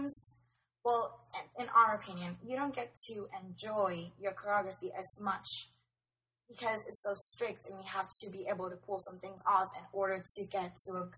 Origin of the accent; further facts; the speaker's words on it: Puerto Rico; we're from Puerto Rico